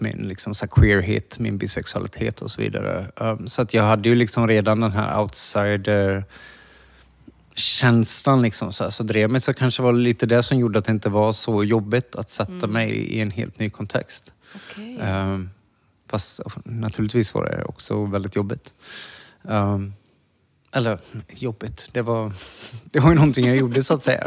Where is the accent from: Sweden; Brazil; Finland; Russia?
Sweden; Borås, Västra Götaland; moved away as an adult; also born or lived in Thailand / New York; i Borås. Ja. Ja, där jag växte upp